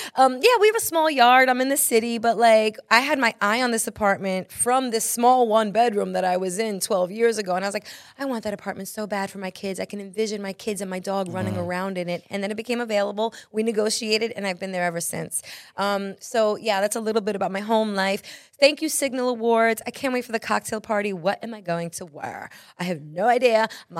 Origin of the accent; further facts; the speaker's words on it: New York, United States; You guys, as a New Yorker, I'm like, how many freaking times have I driven by the United Nations